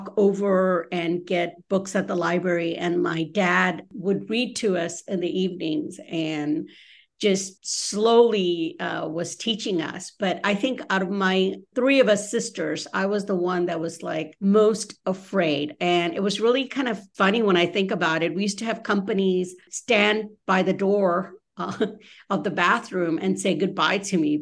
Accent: Memphis, Tennessee, United States; English is a second language; moved away as an adult; also born or lived in Dhaka, Bangladesh; now in Seattle, United States; when I was 10 years old, my entire family moved from Dhaka, Bangladesh, to Memphis, Tennessee, where I went through school. We didn't know any English when we arrived

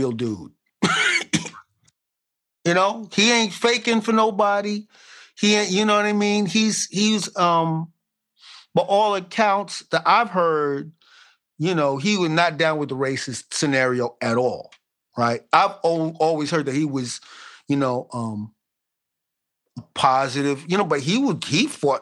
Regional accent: Brooklyn, New York, United States; I was brought up in Brooklyn

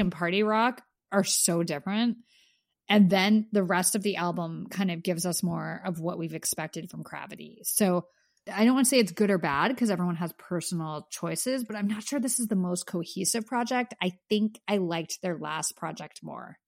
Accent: Pennsylvania, United States; I grew up in Pennsylvania

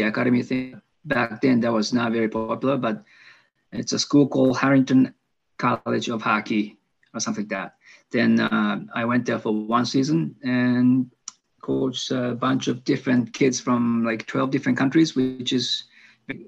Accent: Osaka, Japan; English is a second language; moved away as an adult; also born or lived in Tokyo area, Japan; I was like 11 years old, and I'm from Osaka, Japan.

